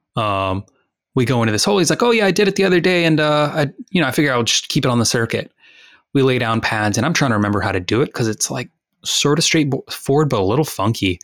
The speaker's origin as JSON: {"language": "English", "country": "United States", "said": "we're all from Texas and Louisiana"}